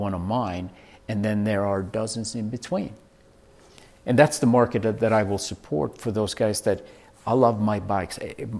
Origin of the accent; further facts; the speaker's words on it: Sweden; moved away as an adult; also born or lived in Vail, Colorado; now in Colorado, United States; I'm originally from Sweden, born and raised. I came over here in 1984 to be a ski bum.